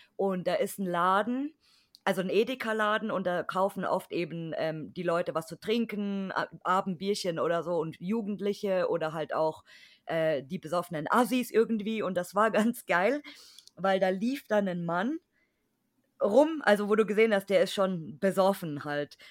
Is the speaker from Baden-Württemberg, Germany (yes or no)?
no; Bavaria, Germany; ich als Bayer bin natürlich katholisch, weil hier sind alle